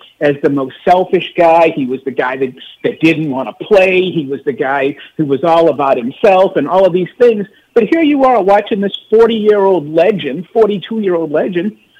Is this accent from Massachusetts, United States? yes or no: yes; Boston, Massachusetts, United States; moved away; also born or lived in Oakland; I grew up in Massachusetts